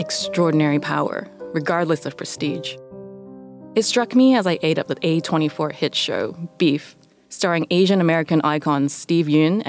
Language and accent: English; Canada; moved away; also born or lived in Hong Kong; I grew up in Canada